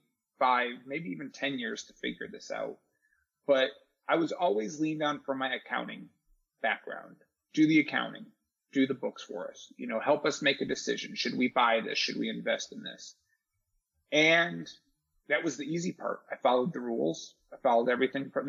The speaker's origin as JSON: {"language": "English", "town": "Charlotte", "region": "North Carolina", "country": "United States", "tie": "born or raised there", "also_born_or_lived": "Detroit, Michigan", "said": "I'm as native Charlottean as it gets. I moved here from Detroit when I was 11"}